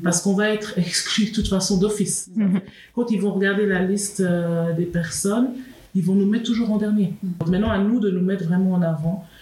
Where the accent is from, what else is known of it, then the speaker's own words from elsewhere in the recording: Switzerland; moi je suis née en Suisse, j'ai grandi en Suisse